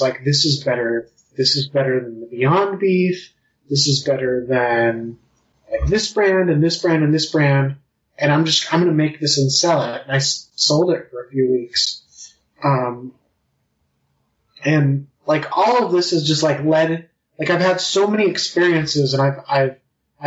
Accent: Utah, United States; I grew up in Utah County

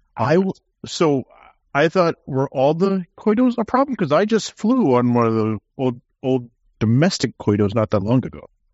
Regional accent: United States; Being an American

